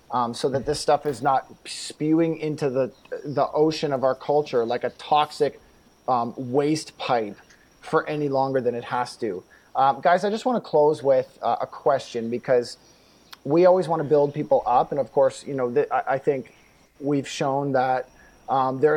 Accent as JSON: {"language": "English", "country": "Canada"}